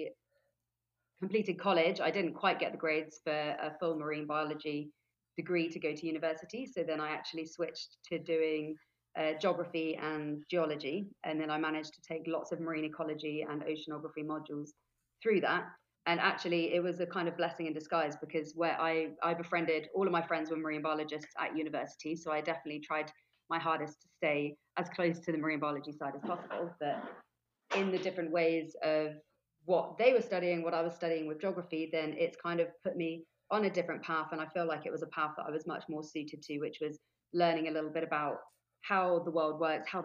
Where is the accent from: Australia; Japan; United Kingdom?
United Kingdom; Forest of Dean, Gloucestershire, South West England; moved away as an adult; now in Gili Trawangan, Indonesia; I'm originally from the UK. I grew up in the Forest of Dean, which is in Gloucestershire.